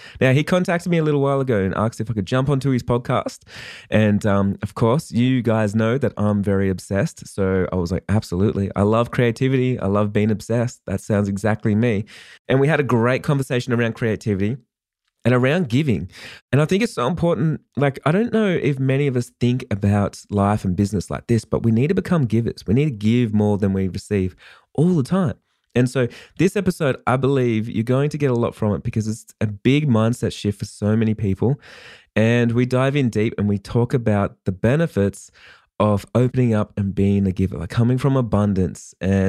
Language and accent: English; Australia; I'm actually an Australian wedding photographer.